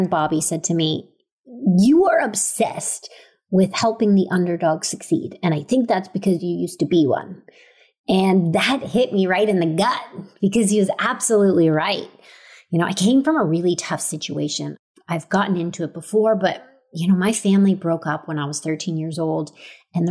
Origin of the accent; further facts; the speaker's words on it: Stratford, Ontario, Canada; Growing up in Stratford, Ontario